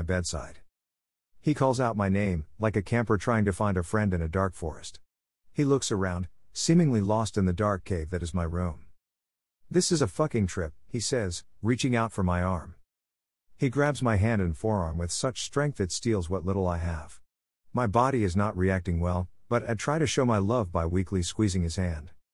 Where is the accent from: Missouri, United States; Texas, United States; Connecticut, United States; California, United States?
California, United States; Santa Cruz Mountains; I grew up with them in the Santa Cruz Mountains in the nineties.